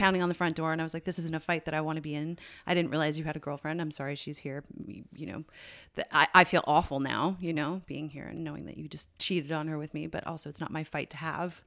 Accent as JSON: {"language": "English", "region": "Newfoundland and Labrador", "country": "Canada", "tie": "born or raised there", "also_born_or_lived": "Ireland", "moved": "as an adult", "said": "I grew up in one in Newfoundland"}